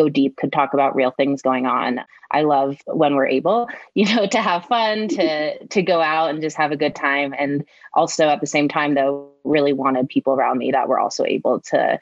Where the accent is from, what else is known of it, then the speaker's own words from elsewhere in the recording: Denver, Colorado, United States; moved away as an adult; coming back to my hometown